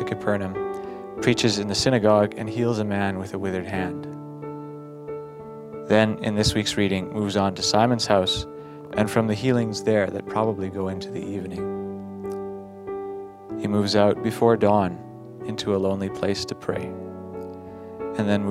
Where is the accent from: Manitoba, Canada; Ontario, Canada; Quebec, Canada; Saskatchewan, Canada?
Saskatchewan, Canada; Battleford; from Battleford, Saskatchewan.